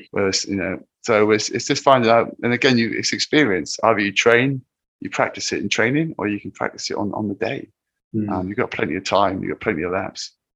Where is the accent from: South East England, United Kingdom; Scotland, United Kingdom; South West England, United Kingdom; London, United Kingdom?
South West England, United Kingdom; Land's End; moved away; I rock up at Land's End, which is where I I, I grew up as a boy